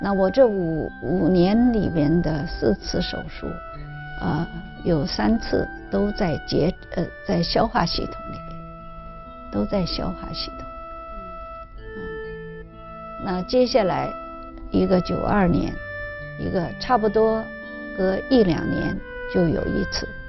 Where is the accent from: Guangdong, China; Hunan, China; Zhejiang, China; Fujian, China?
Zhejiang, China; also born or lived in Shanghai; now in Canada; 我是浙江人